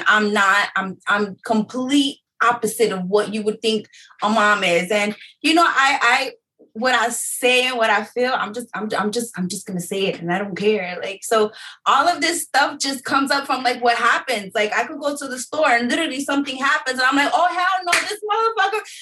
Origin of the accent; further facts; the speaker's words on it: New York City, New York, United States; I am from Harlem